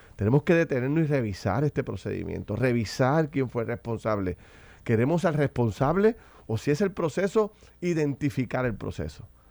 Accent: Puerto Rico

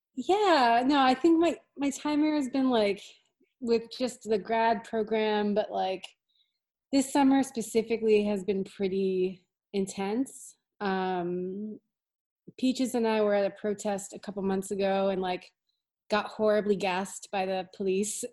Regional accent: Hartford, Connecticut, United States; moved away as an adult; now in Boston, United States; from near Hartford. I was born in Hartford. Yeah. I grew up around Very that cool. area. Uh, and I moved to Boston in like 2003.

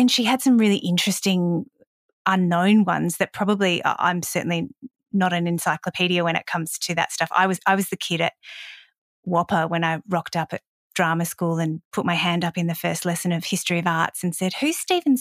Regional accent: Adelaide, South Australia, Australia; moved away as an adult; also born or lived in Perth / Sydney; I grew up in Adelaide

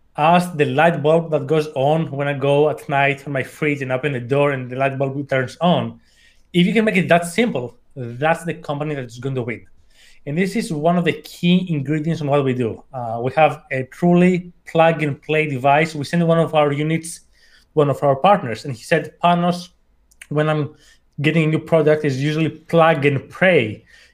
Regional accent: Athens, Attica, Greece; English is a second language; I was born and raised in Athens, hence the accent.

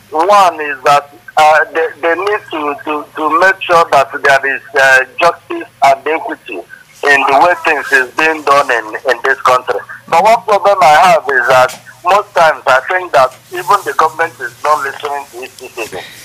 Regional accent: Nigeria

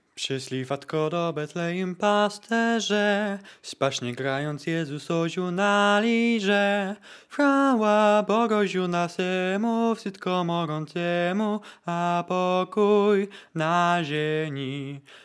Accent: Węgorzewo, Warmian-Masurian Voivodeship, Poland; ja z miejsca urodzenia też jestem Mazurem

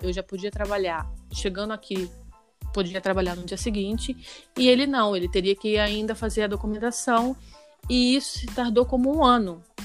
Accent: Rio de Janeiro, Brazil; moved away as an adult; now in Spain; eu sou do Rio e tenho quatro anos morando na Espanha

